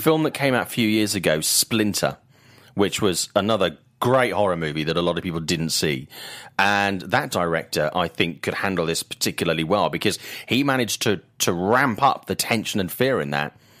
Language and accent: English; United Kingdom; I'm a British guy